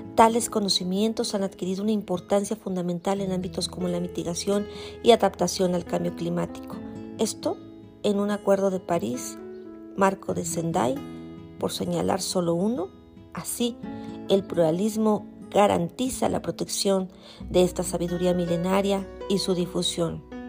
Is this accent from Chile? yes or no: no; Mexico; nos da identidad como mexicanos